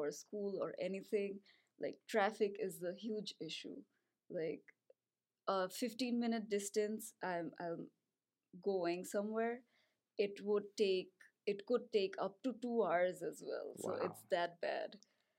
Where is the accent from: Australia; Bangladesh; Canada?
Bangladesh; Dhaka, Dhaka Division; I'm from Dhaka, Bangladesh